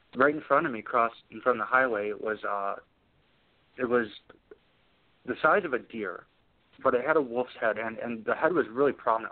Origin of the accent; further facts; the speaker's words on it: Wisconsin, United States; I'm from Wisconsin. You know, raised in Wisconsin